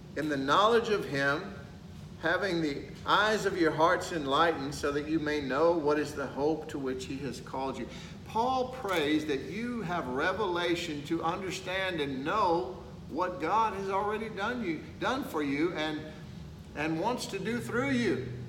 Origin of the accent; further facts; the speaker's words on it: Texas, United States; I'm from Texas